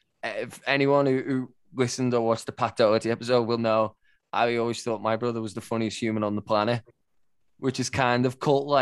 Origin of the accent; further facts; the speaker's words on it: England, United Kingdom; now in Sydney, Australia; It's been a very, very wet, turbulent time here in Sydney. It's rained for 3 weeks. I'm English.